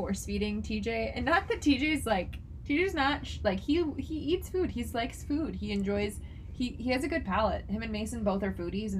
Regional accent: Turkey; accent: Turkish; That sounds, my accent's Turkish, so anyway.

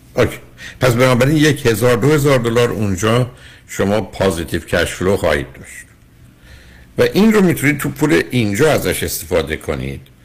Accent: Iran; moved away; ما با یه ذهنیتی از ایران میایم

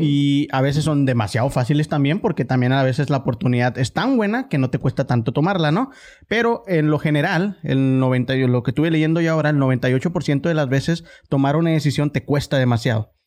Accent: Ciudad Juárez, Chihuahua, Mexico; yo vivía por Anapra

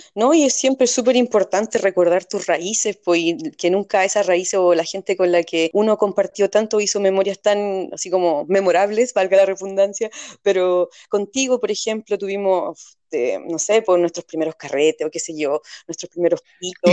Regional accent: Puente Alto, Santiago Metropolitan Region, Chile; Yo vengo de Chile, donde también vivió en lugares muy pobres

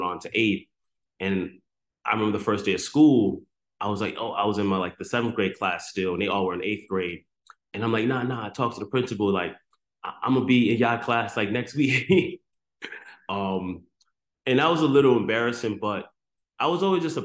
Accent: New York City, New York, United States; also born or lived in Antigua and Barbuda; my background growing up, man, I grew up in the South Bronx

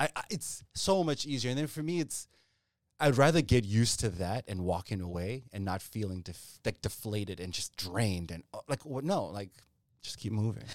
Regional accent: Zimbabwe; also born or lived in Ethiopia; growing up in Zimbabwe or even when we'd visit in Ethiopia

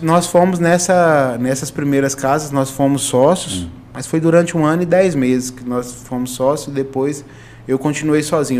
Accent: Caldas Novas, Goiás, Brazil; eu sou filho de Caldas Novas, então nasci em Caldas Novas

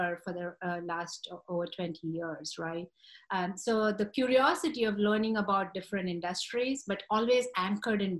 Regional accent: India; moved away as an adult; now in United States; I grew up in India

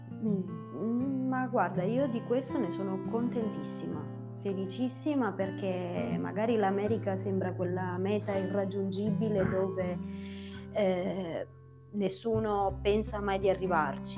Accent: Irpinia, Campania, Italy; moved away as an adult; purtroppo per motivi lavorativi ho dovuto abbandonare quella che era la mia terra

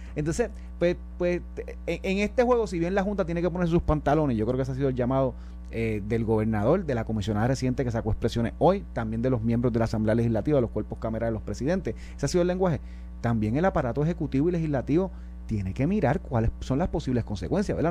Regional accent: Puerto Rico; Nosotros como jurisdicción, como puertorriqueños

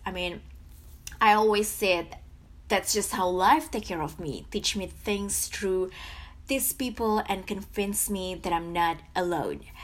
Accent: Jakarta, Indonesia; moved away as an adult; now in Florida, United States; born and raised in Jakarta

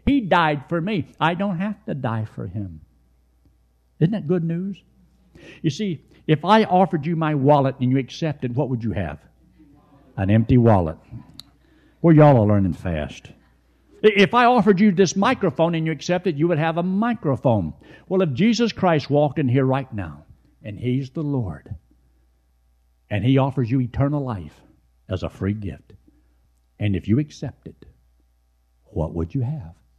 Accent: United States; I was born in America.

